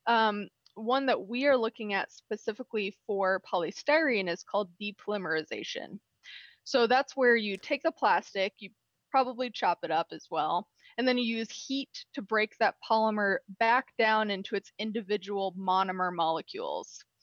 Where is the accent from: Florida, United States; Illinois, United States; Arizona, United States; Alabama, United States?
Illinois, United States; also born or lived in Freeport, Texas; I'm from Illinois. I went to college in Illinois.